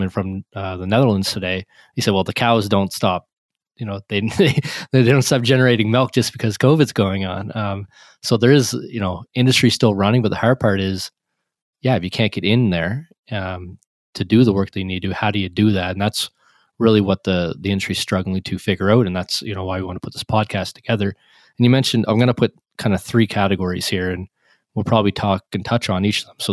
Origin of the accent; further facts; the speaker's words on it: Nova Scotia, Canada; I'm in Nova Scotia in Canada, and when I think of my hometown here